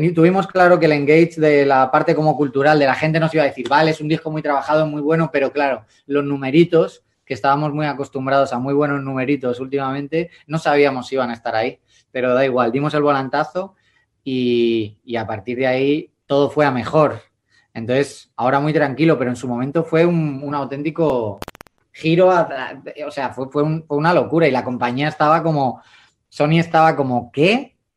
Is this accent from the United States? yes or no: no; Madrid, Community of Madrid, Spain; yo sigo siendo yo con mi jerga, con mi Madrid, con, mi, con mis cañas, con mis siete estrellas y con mi oso y con mi madroño, que son los emblemas de aquí